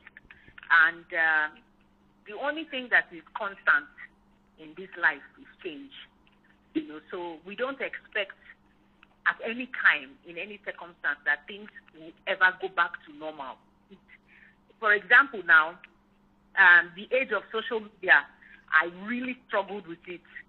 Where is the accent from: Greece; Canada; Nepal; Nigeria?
Nigeria; Warri, Delta; also born or lived in Rivers State; my hometown in Warri.